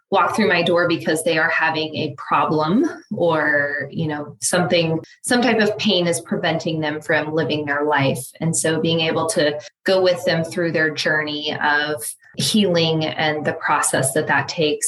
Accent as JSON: {"language": "English", "town": "Lawrence", "country": "United States", "tie": "born or raised there", "said": "growing up in Lawrence, I had started to build a network of people"}